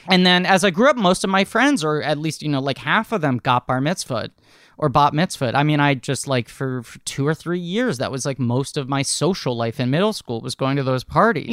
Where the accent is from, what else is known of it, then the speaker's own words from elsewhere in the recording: New York City, New York, United States; born and raised in New York only because that's where my family settled a couple generations back